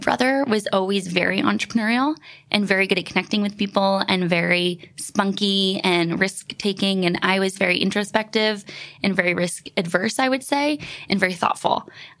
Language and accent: English; Vancouver Island, British Columbia, Canada; moved away; We grew up in the middle of nowhere on Vancouver Island in Canada.